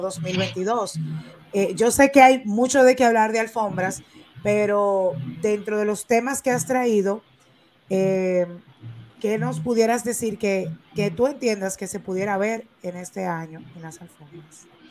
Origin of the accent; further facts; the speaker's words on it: Dominican Republic; nosotros como dominicanos